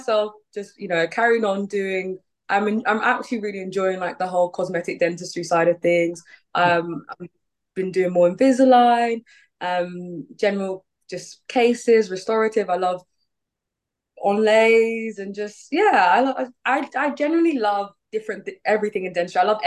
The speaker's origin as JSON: {"language": "English", "country": "Nigeria", "said": "I'm from Nigeria"}